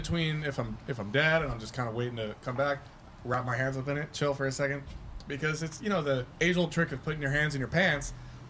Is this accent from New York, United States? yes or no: yes; New York, United States; moved away; I'm from New York, so when I go visit New York